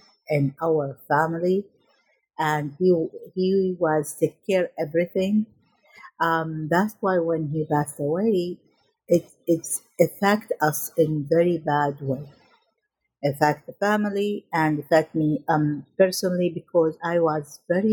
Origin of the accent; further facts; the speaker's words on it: Najaf, Najaf Governorate, Iraq; moved away; I was born in Iraq in 1967, and I was a vivacious child who loved my family and loved the school, I remember in my first day in middle school in Najaf, in Iraq